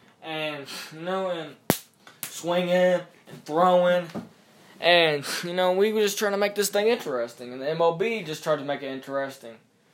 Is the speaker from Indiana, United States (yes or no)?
yes; Indiana, United States; we're from Indiana